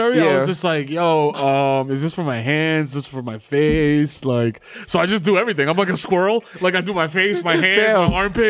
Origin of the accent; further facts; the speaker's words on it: New York, United States; I'm from New York.